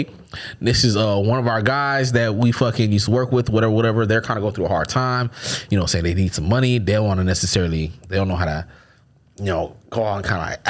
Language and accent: English; Florida, United States; I'm from Florida